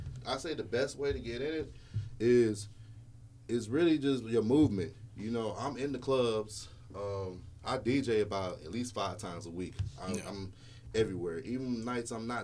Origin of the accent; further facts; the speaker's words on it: West Coast, California, United States; moved away as an adult; now in Nashville, United States; I'm from the West Coast